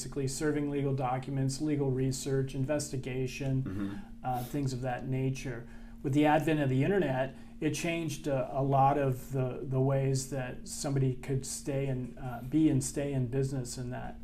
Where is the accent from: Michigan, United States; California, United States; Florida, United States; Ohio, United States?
California, United States; San Francisco; moved away as an adult; also born or lived in Santa Barbara, California; now in San Diego, United States; I'm from San Francisco, California, and I've been in the San Diego area since approximately 1985